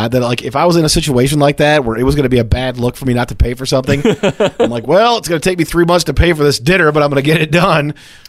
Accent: Hickory Corners, Michigan, United States; also born or lived in Richland, Michigan; I grew up in Hickory Corners, but the town next door, Richland, where I went to school.

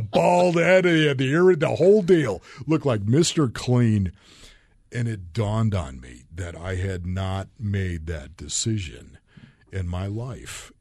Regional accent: Orchard Park, New York, United States; moved away; I grew up in Orchard Park, New York

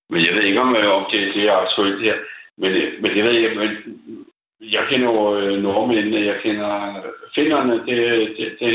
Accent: Copenhagen, Capital Region of Denmark, Denmark; Jeg siger det som dansker for helvede og københavner.

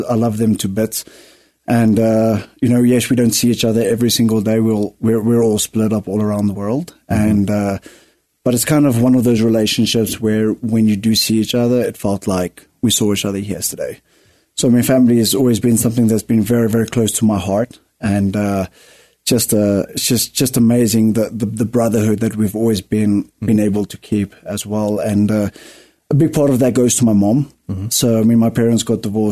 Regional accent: Pretoria, Gauteng, South Africa; first language Afrikaans; English is a second language; moved away as an adult; now in United States; originally I'm from Pretoria, South Africa. I was born in there in the good old, 1993

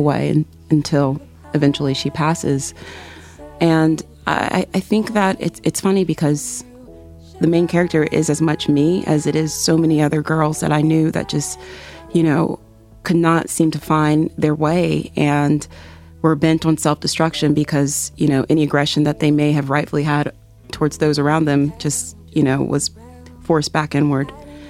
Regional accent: South Carolina, United States; my girlhood growing up in South Carolina.

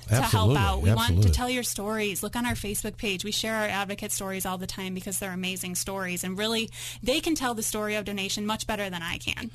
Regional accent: New York, United States; now in Colorado, United States; I grew up in New York

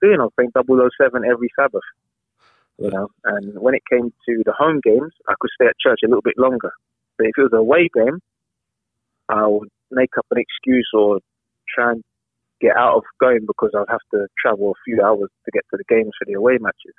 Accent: London, United Kingdom; I grew up in Southeast London, a place called Catford

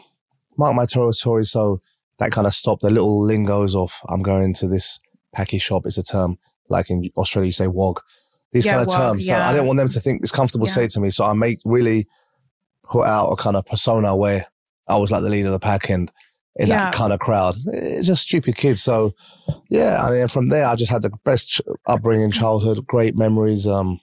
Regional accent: Essex, East of England, United Kingdom; also born or lived in London; now in Dubai, United Arab Emirates; I was born and raised in the UK, okay. London, like everyone else, but I was raised the majority of my life in Essex. Uh-huh. You probably wouldn't have heard of it. It's like a suburb, we're known for like chavs.

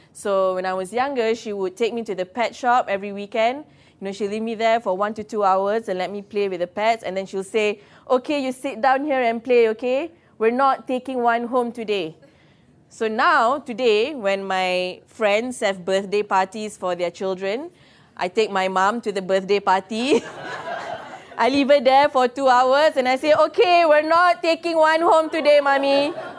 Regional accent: Ampang, Selangor, Malaysia; I'm from Ampang, and Ampang girls, okay, we don't date anyone beyond Damansara

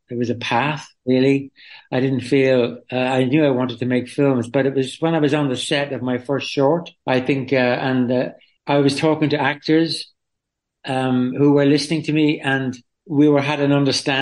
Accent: Dublin, Leinster, Ireland; moved away as an adult; also born or lived in London; I was born in Dublin. I lived in Dublin City and I emigrated to England, to London when I was 18 after school.

